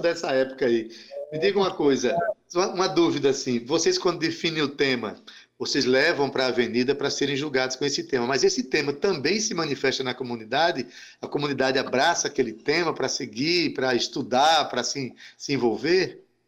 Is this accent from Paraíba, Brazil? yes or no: yes; Itabaiana, Paraíba, Brazil; now in João Pessoa, Brazil; eu venho de Itabaiana, a minha cidade é Itabaiana